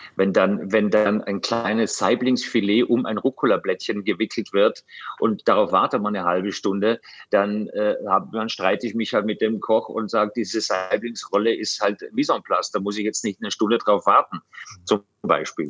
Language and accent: German; Austria; ich komme aus Österreich